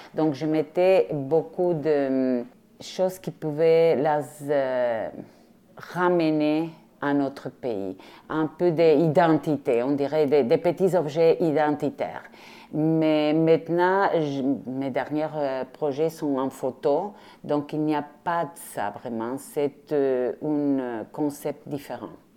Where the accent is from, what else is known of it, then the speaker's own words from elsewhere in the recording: Rosario, Santa Fe, Argentina; French is a second language; now in Quebec, Canada; Je viens de l'Argentine, mais pas de Buenos Aires. Je viens de Rosario, la deuxième ville en Argentine